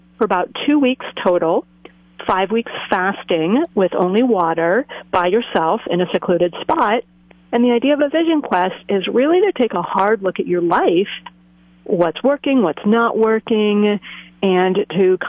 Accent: New Jersey, United States; moved away as an adult; also born or lived in Boston area; now in Cambria, United States; I am originally from the East Coast. I grew up in the woods of New Jersey

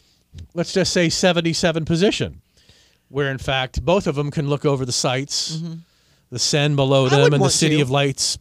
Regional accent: Washington, District of Columbia, United States; because I grew up in Washington, D.C.

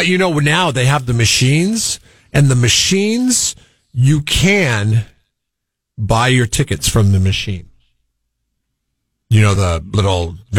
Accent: Seattle, Washington, United States; now in Central Coast, California, United States; growing up in Seattle

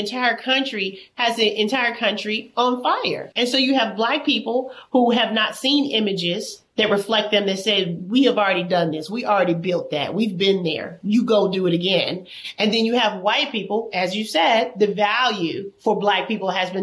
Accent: Alabama, United States; I'm from Alabama

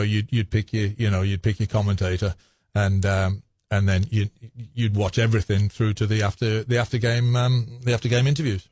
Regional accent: Wolverhampton, West Midlands, United Kingdom; moved away as an adult; now in Knoxville, United States; I was born in Wolverhampton, England

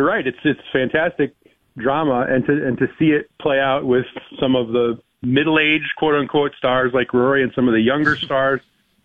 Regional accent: Michigan, United States; now in Connecticut, United States; I grew up in Michigan, a Red Wing fan. Since I moved here to Connecticut

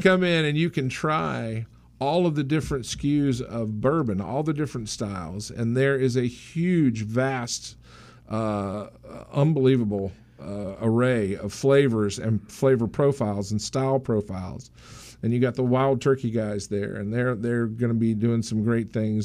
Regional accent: the South, United States; now in Maryland, United States; I grew up in the South, don't get me wrong, so I can talk like this

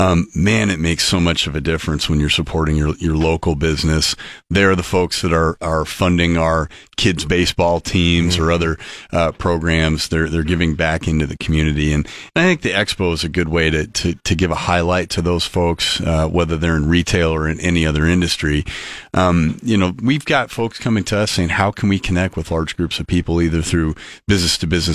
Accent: Sidney, Nebraska, United States; Growing up in Sydney, Nebraska

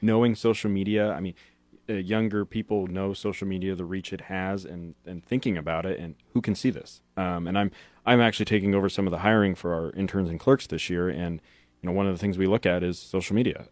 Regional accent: Hastings, Nebraska, United States; moved away as an adult; also born or lived in Lincoln, Nebraska; I'm actually from Hastings

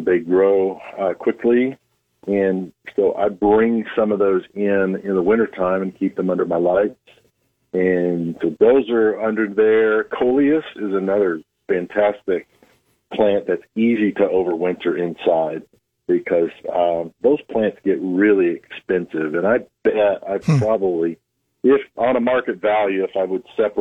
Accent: Oklahoma, United States; now in Nebraska, United States

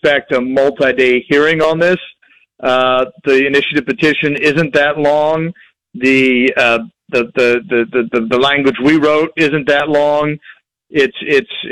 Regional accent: Jefferson City, Missouri, United States; I grew up in Jefferson City, Missouri

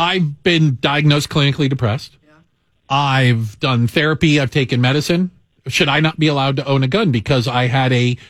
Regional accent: Texas, United States; moved away; when I grew up in Texas, we all carried guns.

